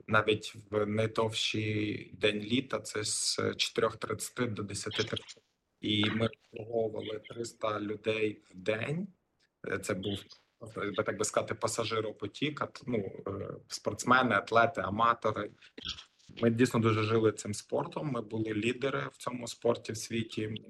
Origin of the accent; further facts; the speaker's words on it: Lviv, Lviv Oblast, Ukraine; moved away as an adult; also born or lived in Kyiv, Ukraine; now in Sydney, Australia; Я народився в місті Львові